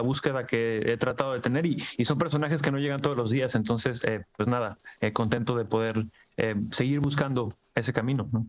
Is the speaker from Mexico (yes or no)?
yes; Mexico; con lo que pasa en mi país